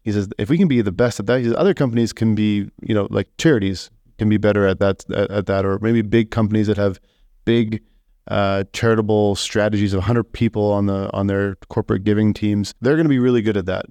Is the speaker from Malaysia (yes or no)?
no; Saskatoon, Saskatchewan, Canada; my hometown